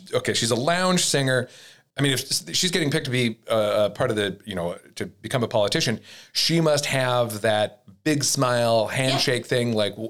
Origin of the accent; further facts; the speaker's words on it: Midwest, United States; I'm from the Midwest.